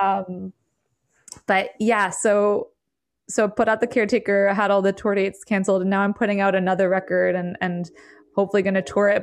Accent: the Berkshires, Western Massachusetts, United States; also born or lived in New York City / Maine; now in upstate New York, United States; I grew up in the Berkshires in Western Mass

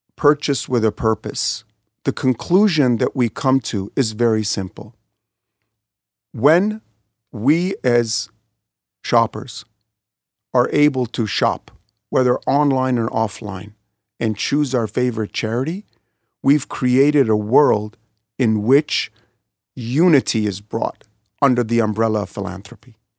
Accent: Kansas City, Missouri, United States; I was born in Kansas City

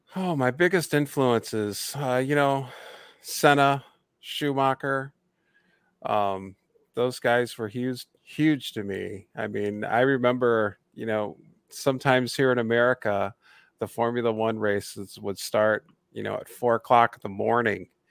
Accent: Indiana, United States; my home state in Indianapolis

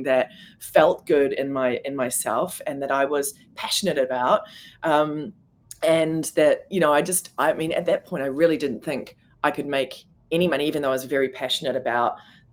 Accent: New Zealand; moved away as an adult; also born or lived in New York; being a New Zealander, I was on a particular visa

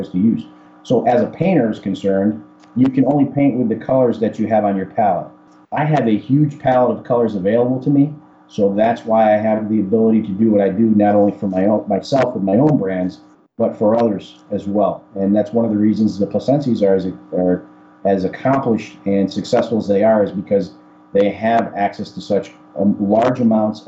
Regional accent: Chicago, Illinois, United States; I was born in Chicago, if you couldn't tell by my accent. So I'm a Chicago Cuban American, as I like to call myself. I grew up as any American kid would

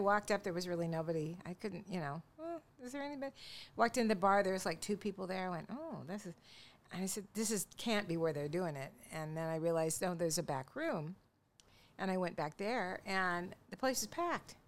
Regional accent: Longview, Washington, United States; we're from Longview

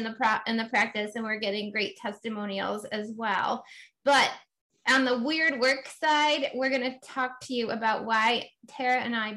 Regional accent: Finger Lakes, south of Cayuga Lake, New York, United States; practiced just south of Cayuga Lake in the Finger Lakes, where is my hometown where I grew up

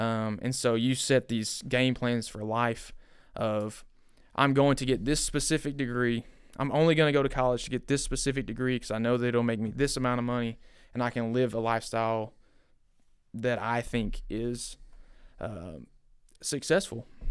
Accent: Bryant, Arkansas, United States; I grew up in Bryant

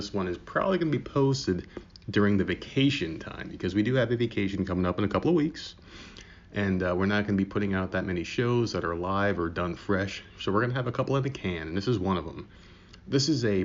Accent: United States; moved away; I'm originally from New York in the New Jersey area

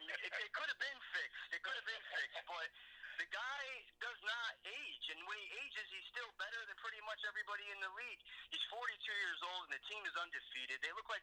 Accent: New England, United States; as a kid born and raised in New England, as a Dolphins fan

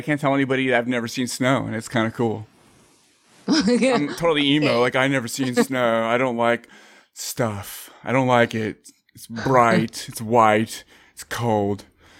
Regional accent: Bay Area, California, United States; I'm actually from the Bay Area.

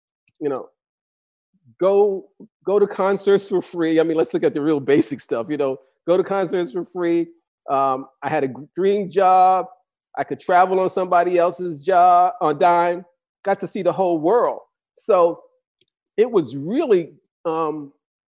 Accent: New York, United States; I grew up in New York

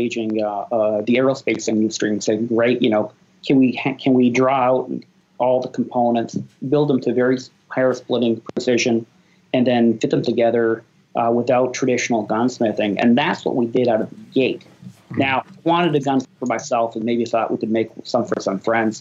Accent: Canada; moved away as an adult; now in United States; I grew up in Canada, and you know, when I moved to the U.S., married an American

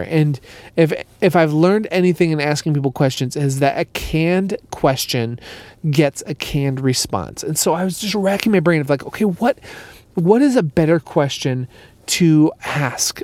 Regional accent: Minneapolis, Minnesota, United States; moved away; I'm back in Minneapolis. I'm back in my hometown

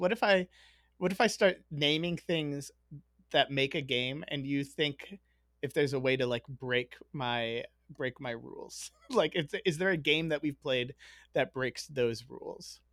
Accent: Chicago, Illinois, United States; I grew up in Chicago

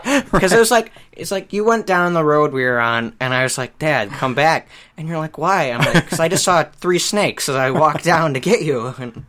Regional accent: Midwest, United States; As some Midwesterner who's only used to little tiny snakes

